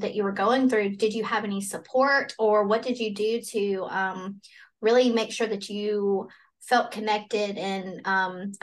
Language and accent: English; Alabama, United States; I'm from Alabama. And so this is a very Bible Belt